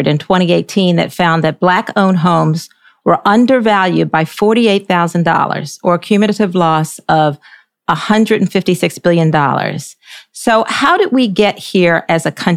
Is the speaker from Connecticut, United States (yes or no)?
no; Baltimore, Maryland, United States; now in Charlotte, United States; where I grew up in Baltimore, Maryland